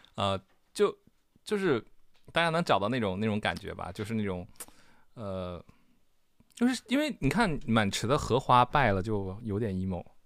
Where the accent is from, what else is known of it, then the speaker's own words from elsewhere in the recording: Northeast China, China; also born or lived in Liaoning; now in Beijing, China; 东北民谣我也不会，虽然我是东北人